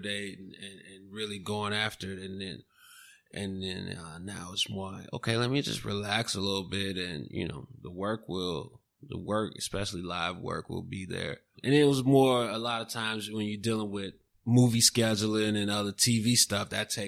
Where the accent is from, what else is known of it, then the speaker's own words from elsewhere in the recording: Chicago, Illinois, United States; I'm from Chicago and the cold, you know, I grew up in it